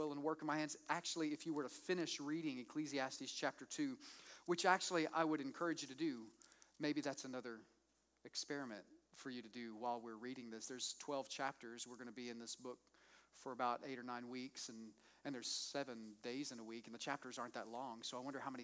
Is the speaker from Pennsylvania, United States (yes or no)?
no; Moore, Oklahoma, United States; I grew up with in Moore, Oklahoma